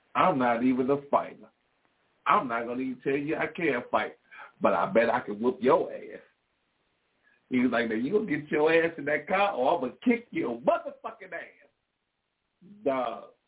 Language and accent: English; Gary, Indiana, United States; But I did grow up in Concord